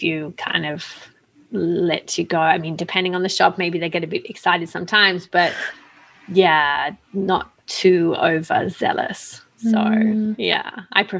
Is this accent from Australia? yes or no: yes; Australia; also born or lived in Milan; I'm Australian